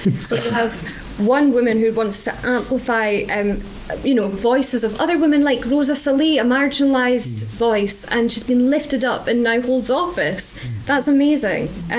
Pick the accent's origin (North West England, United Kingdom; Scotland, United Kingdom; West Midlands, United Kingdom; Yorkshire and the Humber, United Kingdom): Scotland, United Kingdom; also born or lived in Kansas City; no, I'm Scottish.